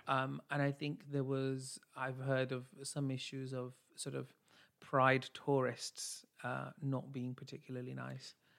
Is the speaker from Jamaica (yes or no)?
no; United Kingdom; I'm British Asian